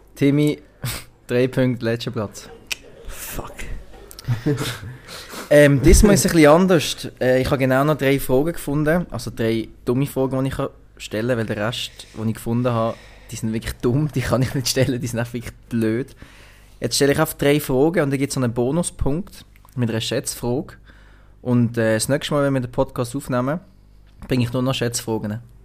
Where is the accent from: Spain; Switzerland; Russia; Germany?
Switzerland; als Schweizer